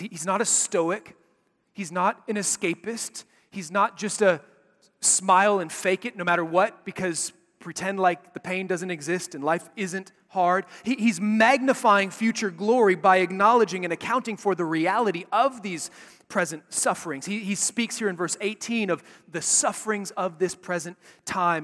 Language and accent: English; Chicago, Illinois, United States; When I was a kid growing up in Chicago